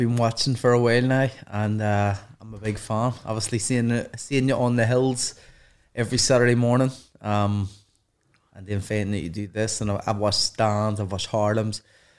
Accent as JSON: {"language": "English", "country": "Ireland", "said": "And maybe because what I've done, the amateurs, but also my own talents, and then adding being Irish to it, you know, helps."}